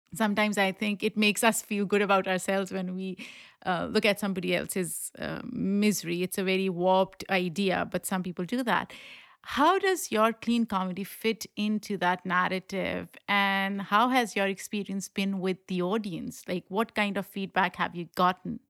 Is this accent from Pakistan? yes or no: yes; Pakistan; now in New York City, United States; I grew up in Pakistan